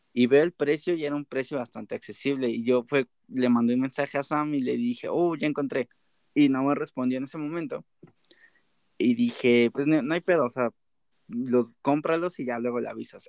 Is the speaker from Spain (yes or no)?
no; Mexico City, Mexico; nosotros somos de la Ciudad de México.